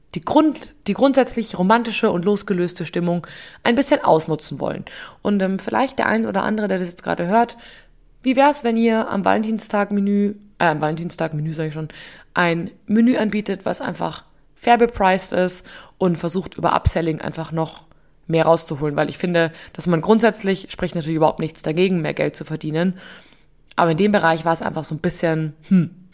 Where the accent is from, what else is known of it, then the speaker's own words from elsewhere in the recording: Upper Bavaria, Germany; bei uns in Oberbayern